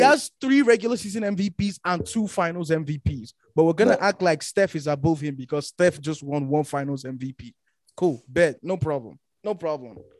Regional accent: Nigeria; we grew up in Nigeria

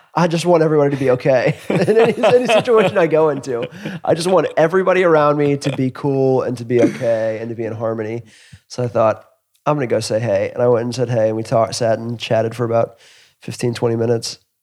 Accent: Atlanta, Georgia, United States; I grew up in Atlanta

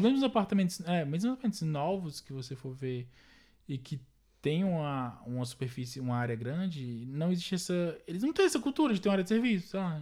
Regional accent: Brazil; now in France; como brasileiro

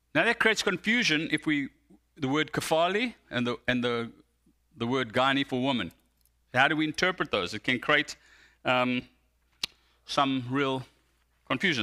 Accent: South Africa; now in United States; I identify more as American than I do as South African

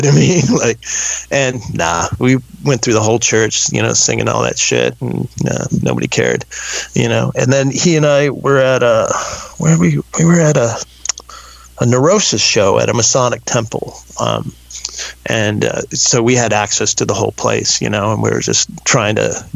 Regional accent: Texas, United States; I grew up in Texas in a gated community

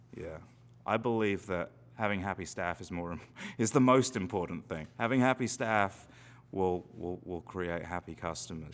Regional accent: London, United Kingdom; now in Salem, United States; I grew up in London, which is probably 50, 60 miles away from the coast

